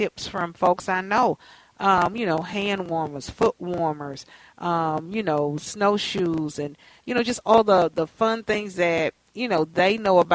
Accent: Texas, United States; now in Twin Cities, United States; I'm from Texas

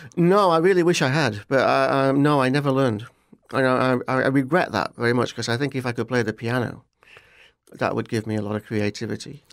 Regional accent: Barnsley, Yorkshire and the Humber, United Kingdom; moved away as an adult; also born or lived in Leicester, United Kingdom; now in Florida, United States; I grew up in a town called Barnsley

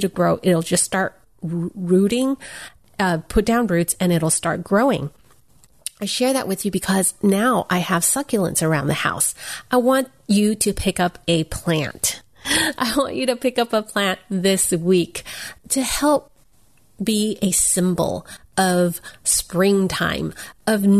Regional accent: United States; I'm Chinese American

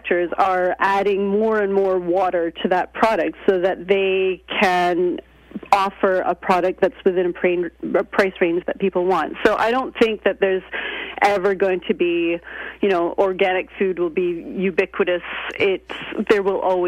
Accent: Canada; now in United Kingdom; I'm Canadian, and I go back and forth between Canada and Britain.

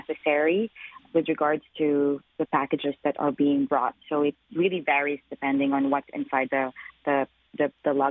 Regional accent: Philippines; now in Canada; I'm Filipino myself

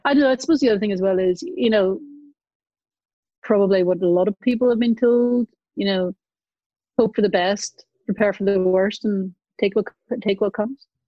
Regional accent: Northern Ireland, United Kingdom; growing up in Northern Ireland

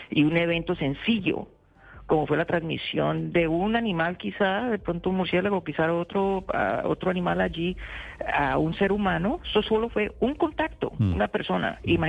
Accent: Colombia; now in United States; Colombia tiene mucho que ofrecer y yo te puedo decir que yo no, yo salí de Colombia gracias a lo que Colombia me dio. ¿Ves? O sea, yo ya cuando estaba en Colombia yo tenía siete publicaciones científicas

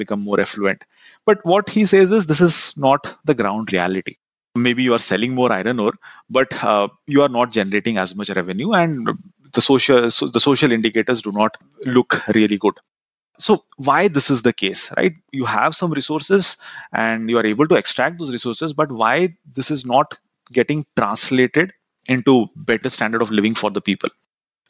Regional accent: Rourkela, Odisha, India; I'm from Rourkela. Rourkela is known as one of those steel cities

